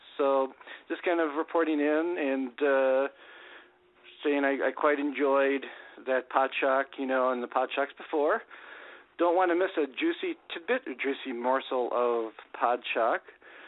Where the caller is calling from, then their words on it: Minnesota, United States; calling from Minnesota